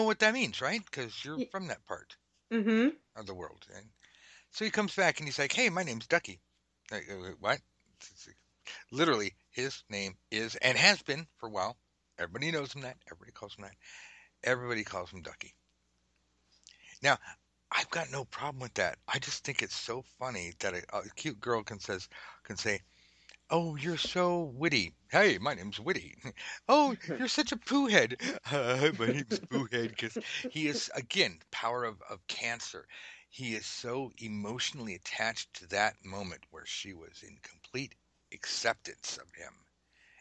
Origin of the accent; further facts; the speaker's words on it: United States; being American